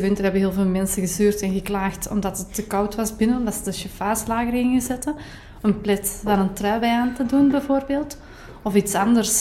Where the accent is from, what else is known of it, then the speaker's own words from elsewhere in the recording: Kempen, Belgium; bij ons in de Kempen